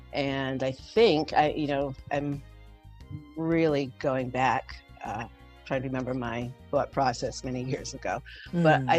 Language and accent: English; Rhode Island, United States; also born or lived in Saratoga Springs, New York; now in New York City, United States; But I grew up in Rhode Island, the beautiful ocean state.